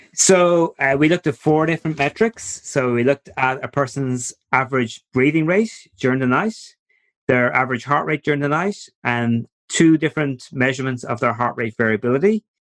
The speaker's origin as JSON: {"language": "English", "country": "Ireland", "also_born_or_lived": "New York", "moved": "as an adult", "said": "as you might pick up from my accents during the talk, I'm originally from Ireland."}